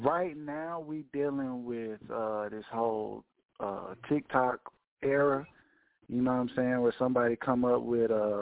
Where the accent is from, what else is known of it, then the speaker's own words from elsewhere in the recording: Atlanta, Georgia, United States; also born or lived in Paulding County, Georgia; I'm calling all the way from Atlanta, Georgia, man, native